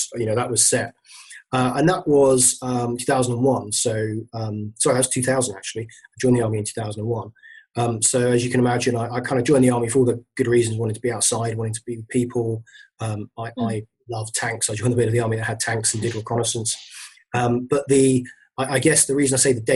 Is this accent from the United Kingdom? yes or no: yes; London, United Kingdom; I came from London originally